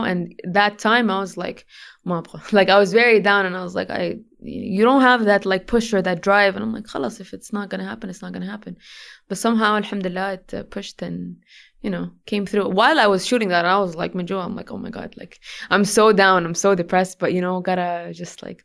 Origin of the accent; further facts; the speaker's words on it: Jeddah, Makkah Province, Saudi Arabia; first language English; also born or lived in Sweden; Jeddah, uh, the Prep and Grammar School, international. Um, yeah, my Arabic was broken when I was a kid. It was very, very broken. So I would consider English to be my first language